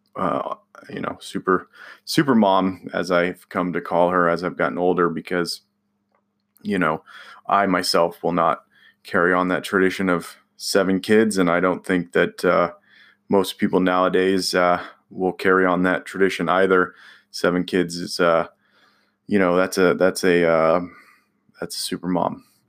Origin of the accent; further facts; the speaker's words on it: California, United States; now in Indiana, United States; I'm from California